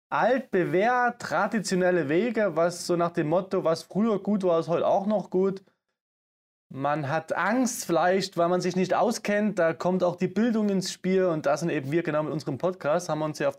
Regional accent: Saxony, Germany; accent: Saxon; Ihr hört es am Akzent, man hört es immer noch. Aber ich komme aus Sachsen und ne? das habe ich mir echt abtrainiert.

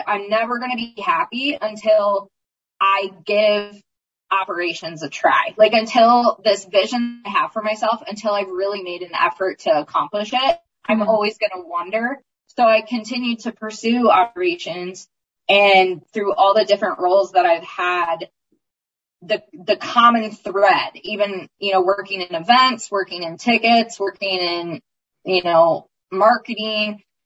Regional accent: Maryland, United States; moved away; also born or lived in Indiana / Oklahoma / Texas; I love Maryland. I'm from Maryland

